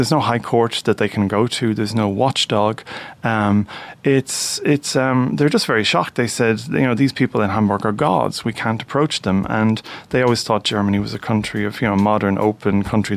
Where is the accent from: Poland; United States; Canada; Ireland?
Ireland; we as Irish people